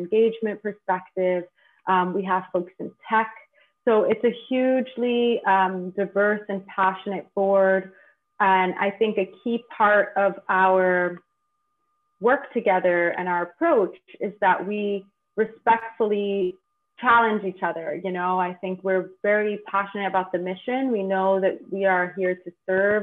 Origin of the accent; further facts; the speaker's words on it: New York City, New York, United States; also born or lived in Bronx, New York; I was born and raised on the Lower East Side, but now reside in the Bronx